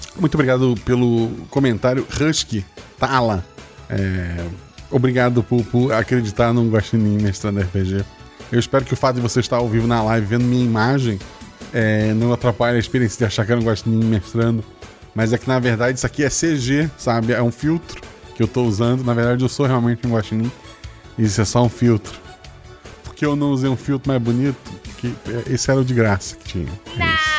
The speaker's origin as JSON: {"language": "Portuguese", "town": "Florianópolis", "region": "Santa Catarina", "country": "Brazil", "tie": "born or raised there", "said": "Eu nasci em Florianópolis, que é uma ilha não isolada"}